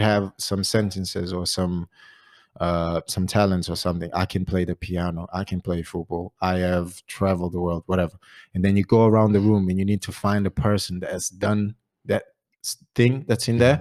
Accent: Barreiro, Setúbal, Portugal; English is a second language; moved away as an adult; also born or lived in Great Yarmouth; now in Ipswich, United Kingdom; I'm originally from Portugal, uh, Barreiro, Margem Sul.

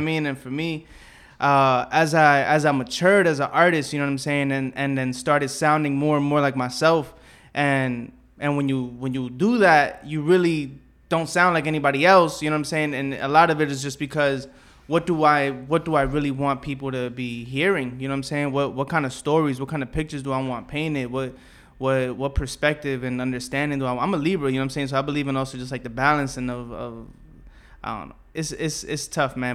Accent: New York City, New York, United States; I grew up around here, you know what I'm saying? Like Bushwick, Southside, and then Bed Stuy

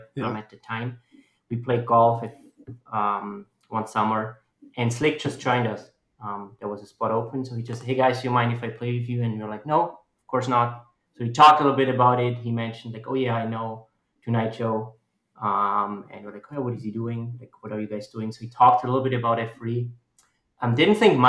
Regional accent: Austria; English is a second language; moved away as an adult; now in Omaha, United States; I'm born and raised in Austria, lived almost 30 years there

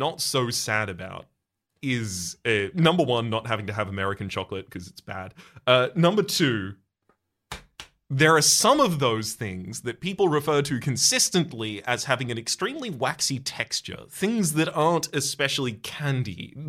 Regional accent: Australia; I've not experienced a Halloween in my lifetime. I'm cursedly Australian

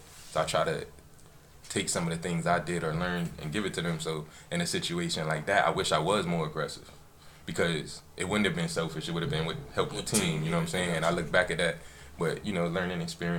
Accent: Virginia Beach, Virginia, United States; I'm from Lake Edwards, so I was from Bayside.

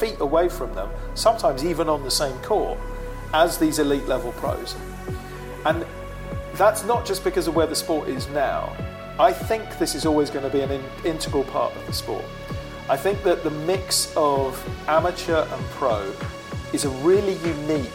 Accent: United Kingdom; moved away; Originally from the UK, my accent does confuse some people. A lot of people think I'm Australian, but I'm absolutely not. Very much British

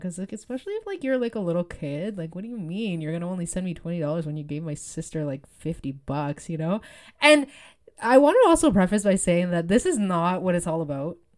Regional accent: Canada; I was born in Canada

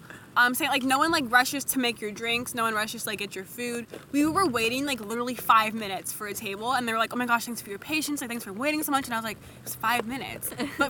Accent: Castro Valley, California, United States; we're like Castro Valley.

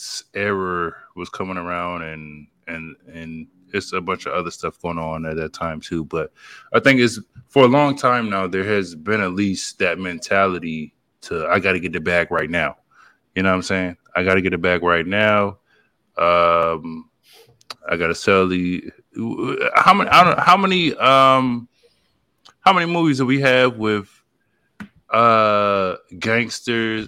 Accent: the South, United States; I'm from the South

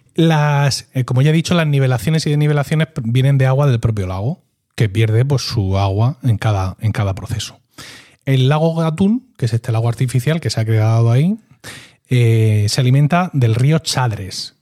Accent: Region of Murcia, Spain; como murciano

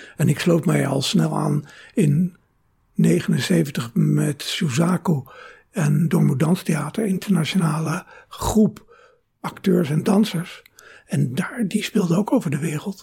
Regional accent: Rotterdam, South Holland, Netherlands; moved away as an adult; also born or lived in Venlo; now in Amsterdam, Netherlands; Ik eh, ben geboren in Venlo, mhm. maar ik ben opgegroeid in Rotterdam.

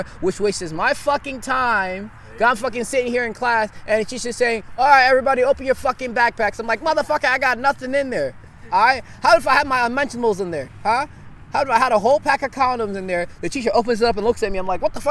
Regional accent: Nigeria; now in United States; I wasn't born here. I was born in Nigeria. I moved here in 2009.

